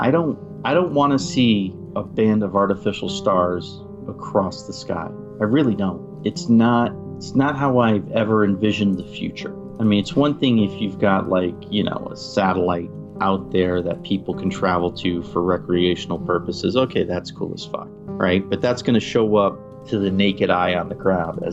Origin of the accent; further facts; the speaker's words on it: New England, United States; now in Utah, United States; I'm from New England. You and I are New England boys